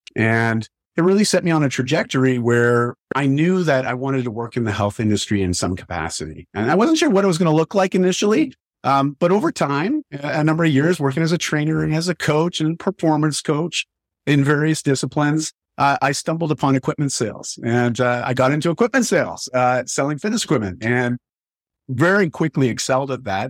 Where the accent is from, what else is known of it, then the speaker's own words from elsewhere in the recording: Canada; I grew up in Canada. I still live in Canada